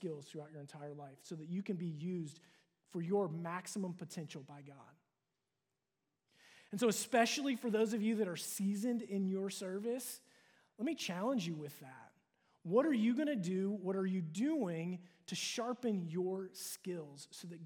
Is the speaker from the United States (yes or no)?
yes; Cincinnati, Ohio, United States; moved away as an adult; also born or lived in Dallas, Texas; move from my hometown of Cincinnati to move to Dallas to attend